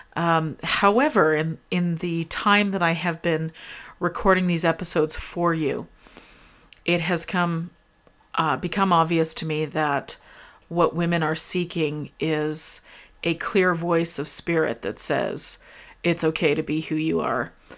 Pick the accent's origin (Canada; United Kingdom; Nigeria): Canada; I'm Canadian